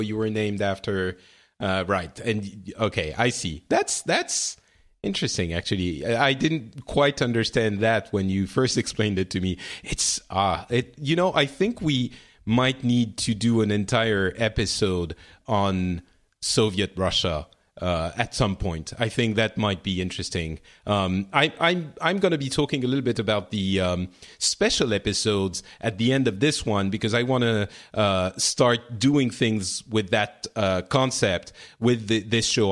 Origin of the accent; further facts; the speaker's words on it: France; I'm from France